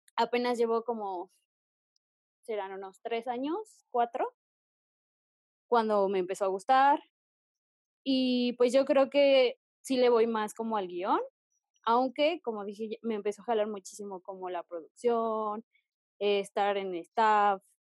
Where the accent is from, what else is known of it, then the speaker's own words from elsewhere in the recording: Texcoco, State of Mexico, Mexico; yo que soy del Estado de México, específicamente de Texcoco